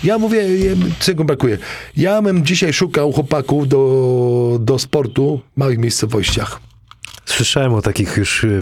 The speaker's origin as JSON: {"language": "Polish", "town": "Zgorzelec", "region": "Lower Silesian Voivodeship", "country": "Poland", "also_born_or_lived": "Wrocław", "moved": "yes", "said": "ja ze Zgorzelca, małe miasteczko, kto kiedyś słyszał."}